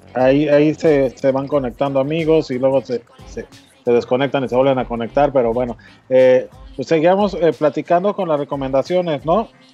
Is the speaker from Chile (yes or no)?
no; Mexico; los mexicanos